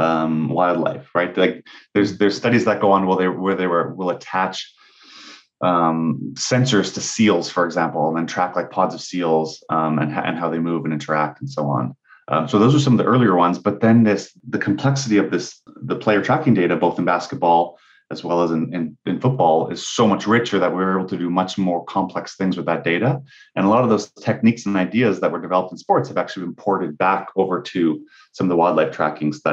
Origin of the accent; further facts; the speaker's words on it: Canada; I'm Canadian, so it goes without saying that I grew up playing and watching hockey as my primary sport